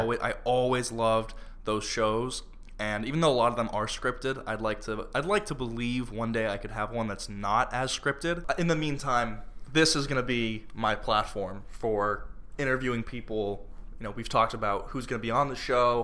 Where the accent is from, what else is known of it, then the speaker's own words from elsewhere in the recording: Florida, United States; I'm from Florida